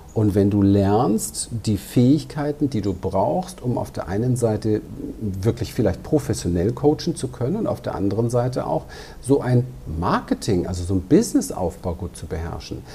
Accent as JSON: {"language": "German", "region": "Berlin", "country": "Germany", "tie": "born or raised there", "said": "Ich bin aber auch als kleiner Junge in Berlin unterwegs gewesen, in einem ziemlich heftigen Umfeld, im Ghetto dort"}